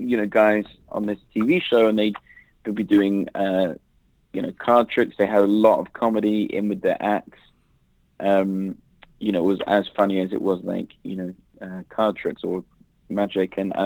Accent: London, United Kingdom; moved away as an adult; now in Las Vegas, United States; I grew up in London, England, sunny London, England, and I was there for like 33 years

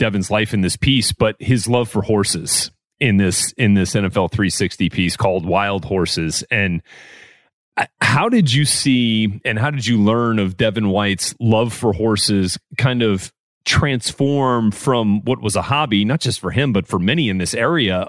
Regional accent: New Orleans, Louisiana, United States; I am from Louisiana. I'm from New Orleans

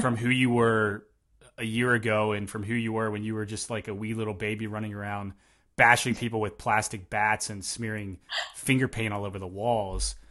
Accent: Tennessee, United States; moved away; also born or lived in Eastern Washington; I'm from Tennessee

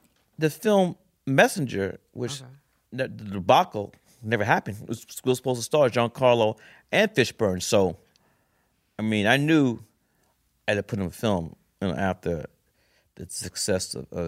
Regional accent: New York City, New York, United States; I said, I'm from Brooklyn.

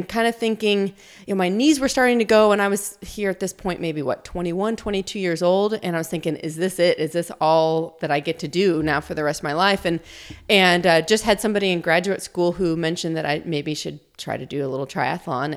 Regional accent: Illinois, United States; moved away as an adult; also born or lived in Tucson, Arizona; So I'm from the States. I grew up in a small town in Illinois, but have been in Tucson, Arizona now for 20 years.

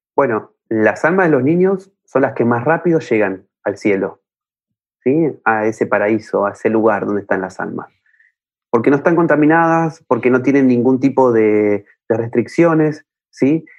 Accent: Buenos Aires, Argentina; yo soy de Buenos Aires, Argentina

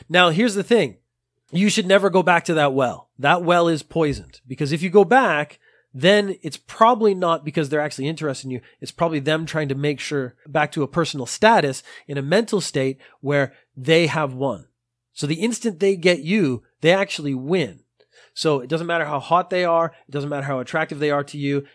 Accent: Canada; moved away as an adult; now in Japan; Now I am Canadian, so I have studied French. I studied French in school

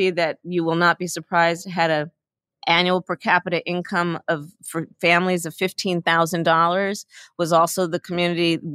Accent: Oakland, California, United States; I was born in Oakland, California, which is at the heartbeat, I think, of Alameda County, which is a very large county.

